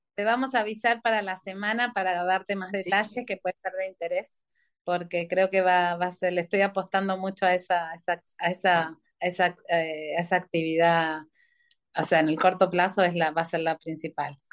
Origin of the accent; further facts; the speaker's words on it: Mendoza, Argentina; moved away as an adult; soy de Mendoza